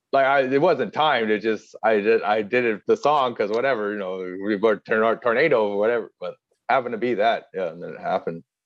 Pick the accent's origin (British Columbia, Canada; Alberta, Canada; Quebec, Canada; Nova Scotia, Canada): Nova Scotia, Canada; Halifax; moved away as an adult; also born or lived in Montreal; I'm from Halifax, Nova Scotia.